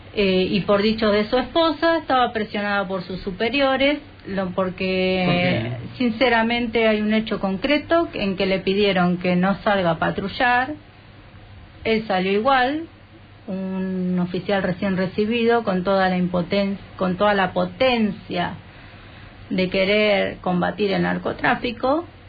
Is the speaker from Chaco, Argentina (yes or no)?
no; Berazategui, Buenos Aires Province, Argentina; nosotros somos de Buenos Aires, del sur de Buenos Aires, en la ciudad de, bueno, de Verazategui